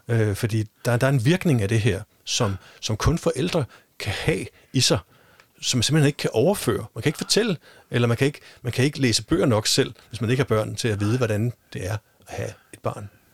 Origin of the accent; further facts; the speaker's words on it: Denmark; nu er vi jo i Danmark, og vi er danskere